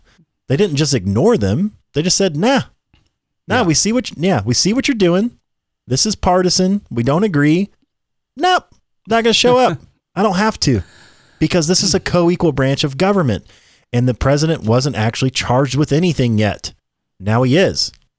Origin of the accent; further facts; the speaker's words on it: Tennessee, United States; Okay. I'm from Tennessee, by the way.